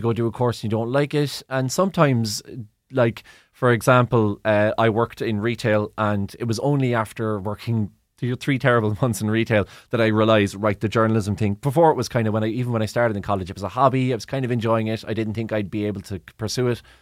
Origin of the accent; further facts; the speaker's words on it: Cork, Munster, Ireland; I'm from Cork